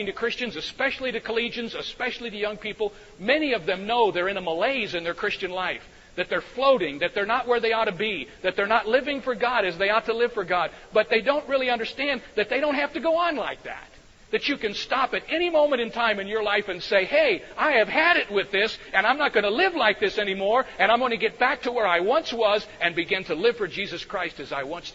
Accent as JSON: {"language": "English", "town": "Cedarville", "region": "Ohio", "country": "United States", "tie": "born or raised there", "said": "I grew up in Cedarville, Ohio, because my father was the president of Cedarville College"}